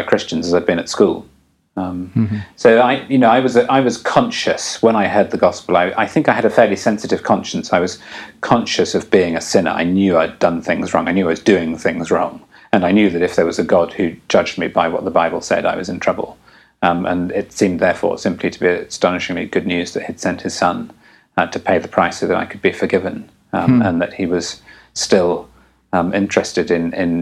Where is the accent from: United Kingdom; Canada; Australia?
United Kingdom; England; I'm English